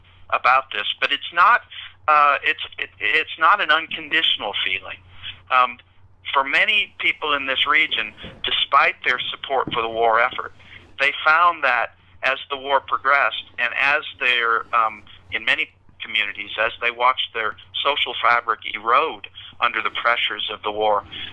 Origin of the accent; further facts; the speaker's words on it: the rural Midwest, United States; moved away as an adult; was raised in the Midwest, and the rural Midwest, actually, and went south for my graduate training.